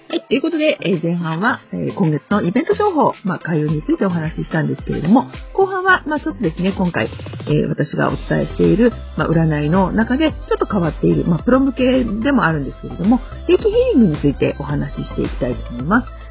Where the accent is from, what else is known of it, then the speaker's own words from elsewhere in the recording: Sakura, Chiba, Japan; 私の地元桜市